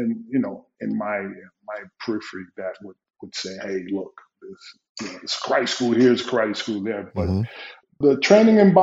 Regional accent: Newark, New Jersey, United States; growing up in Newark, New Jersey, you know, it's a different environment.

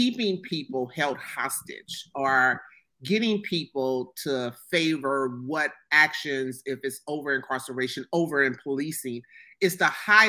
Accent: Ohio, United States; I'll use my hometown for one here in Ohio

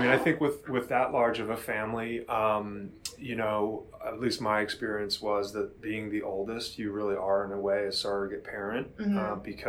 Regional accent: Villanova, Pennsylvania, United States; also born or lived in Amherst, Massachusetts; I'm a lifer here on the mainline area. As you said, I grew up in Villanova. I went to Holy Child for my grade school years.

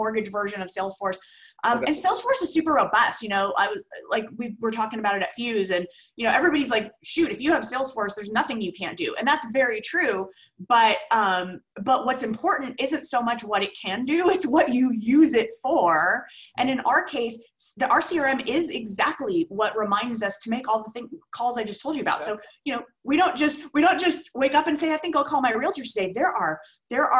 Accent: Simi Valley, California, United States; It's a city called Simi Valley, right between Ventura and Santa Barbara. Been here forever. It's my hometown.

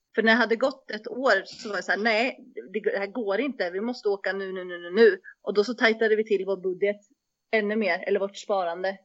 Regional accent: Västervik, Kalmar County, Sweden; moved away as an adult; also born or lived in Uppsala; jag är också född och uppvuxen i Västervik, och sen så flyttar jag till Uppsala för att plugga

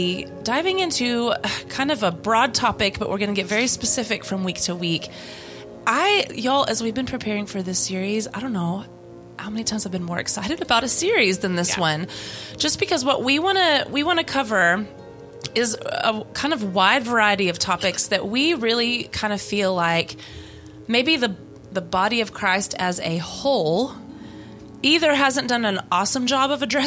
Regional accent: Louisiana, United States; Humidity. I grew up in Louisiana.

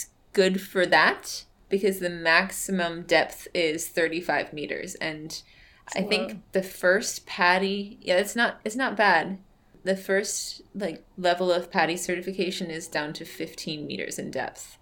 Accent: United States; I am an American

